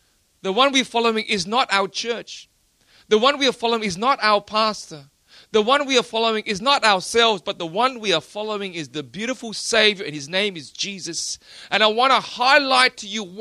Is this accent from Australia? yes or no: yes; Australia; I'm from Australia